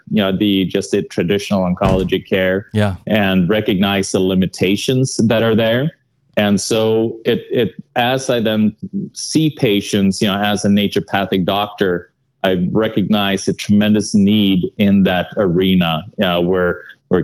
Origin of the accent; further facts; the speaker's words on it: Sweden; English is a second language; moved away; I'm from Sweden, so that accent will probably not leave me